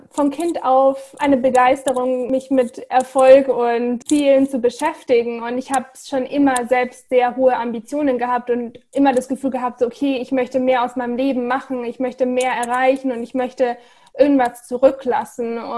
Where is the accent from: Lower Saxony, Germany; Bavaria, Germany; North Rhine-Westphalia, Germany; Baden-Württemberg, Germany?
Bavaria, Germany; Munich; ich bin ursprünglich aus München, habe aber mein Herz an die Welt verloren